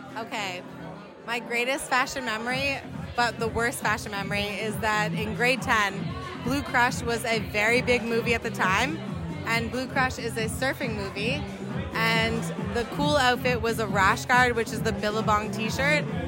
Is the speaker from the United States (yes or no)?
no; Canada; I'm from Canada, and there is no ocean around, 'cause I'm in rural Canada.